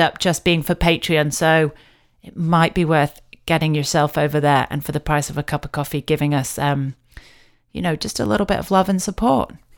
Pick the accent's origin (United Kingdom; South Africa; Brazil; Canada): United Kingdom; me being quite British